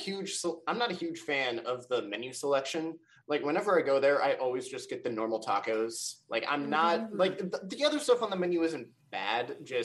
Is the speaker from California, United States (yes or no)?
yes; California, United States; again, I come from Northern California, like north of San Francisco. And we do not have very nice fireworks there.